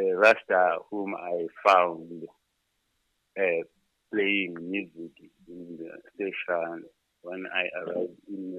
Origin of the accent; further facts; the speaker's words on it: Fort Lauderdale, Florida, United States; I'm from Fort Lauderdale.